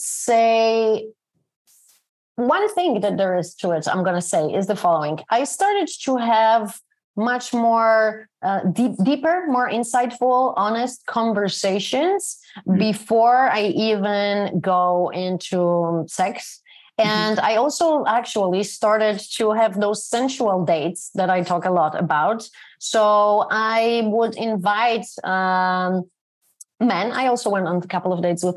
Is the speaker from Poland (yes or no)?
yes; Poland; moved away; my hometown. I moved out of here more than 30 years ago. It's a town in Poland